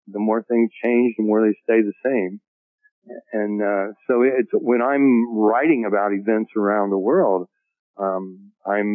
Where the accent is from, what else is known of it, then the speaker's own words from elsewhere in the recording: United States; the way I was living as an American, the way I grew up